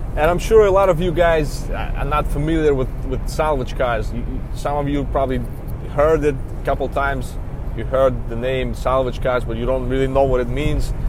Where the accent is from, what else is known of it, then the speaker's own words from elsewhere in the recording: Belarus; English is a second language; moved away as an adult; also born or lived in New York; now in United States; originally, I'm from Belarus. It's a small country in Eastern Europe